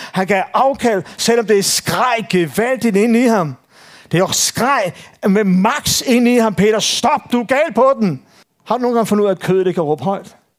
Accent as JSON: {"language": "Danish", "area": "Copenhagen Western Suburbs", "region": "Capital Region of Denmark", "country": "Denmark", "tie": "born or raised there", "said": "Jeg er født og opvokset på Københavns Vestegn"}